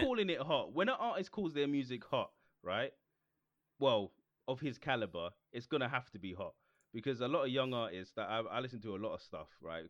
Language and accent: English; Jamaica; me being Jamaican